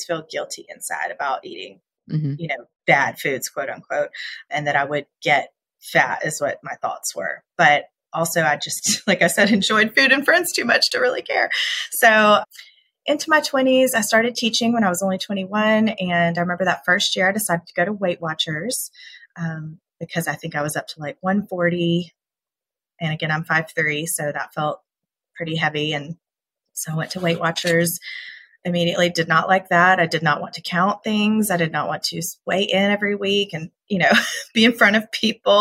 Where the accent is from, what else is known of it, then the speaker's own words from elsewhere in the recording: Georgia, United States; also born or lived in California; I'm from Georgia